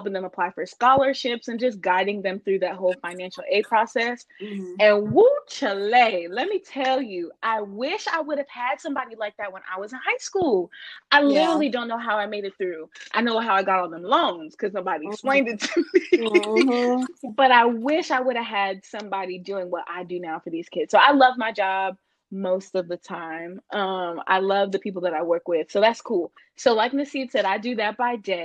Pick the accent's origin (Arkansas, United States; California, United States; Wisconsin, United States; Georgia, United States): Georgia, United States; outside of Atlanta; also born or lived in Pennsylvania/New Jersey area; we've lived in outside of Atlanta since the 90s, so I consider myself to be a Georgia peach